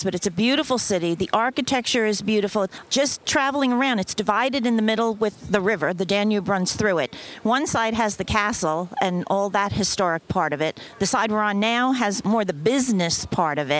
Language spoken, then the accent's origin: English; United States; moved away; I'm originally from New Jersey and New York